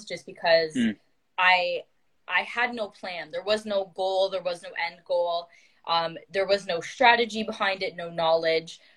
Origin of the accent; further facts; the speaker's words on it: Toronto, Ontario, Canada; I am from Ontario, Canada, more specifically around the Toronto GTA area